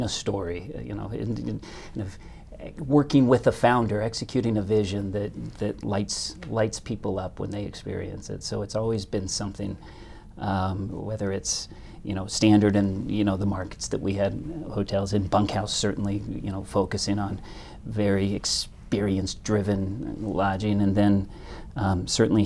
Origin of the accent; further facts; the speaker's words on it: just south of Kansas City, Missouri, United States; I grew up in just south of Kansas City, Missouri